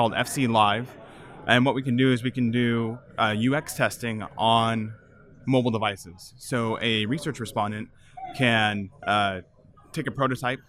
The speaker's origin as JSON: {"language": "English", "town": "Visalia", "region": "California", "country": "United States", "tie": "born or raised there", "moved": "as an adult", "said": "I grew up on a farm in Central California, and I left and didn't go back for 15 years"}